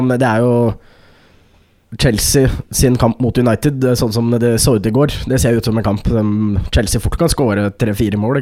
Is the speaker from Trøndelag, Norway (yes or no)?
no; Skarnes, Innlandet, Norway; moved away; jeg var jo hjemme på Skarnes. Dette er mm. snakk om en liten bygd eh, med 2000 innbyggere.